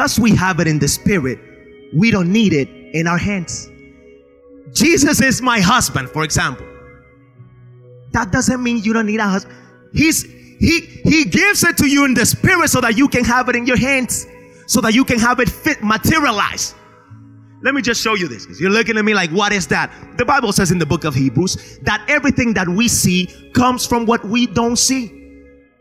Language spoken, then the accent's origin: English; Spain; now in United States; I grew up in Spain